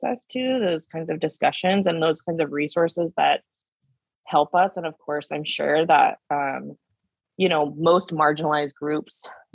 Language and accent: English; Canby, Oregon, United States; moved away as an adult; also born or lived in New York City; now in Los Angeles, United States; I grew up off my tribal homelands in the Willamette Valley, Oregon, in a small town called Canby, which is about 20 miles south of Portland